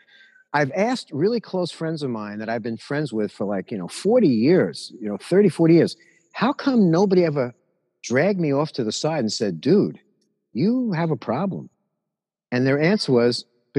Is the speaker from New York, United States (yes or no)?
yes; New York City, New York, United States; I got bar mitzvahed at this place called the Regency House on Jamaica Avenue, where I grew up in Jamaica